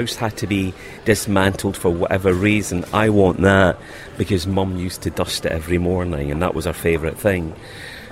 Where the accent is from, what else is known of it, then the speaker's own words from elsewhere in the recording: Glasgow, Scotland, United Kingdom; moved away; And we came from Glasgow, where the kind of Catholic-Protestant divide was huge.